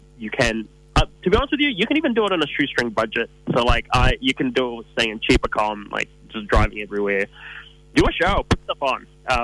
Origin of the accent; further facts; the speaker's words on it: New Zealand; growing up in New Zealand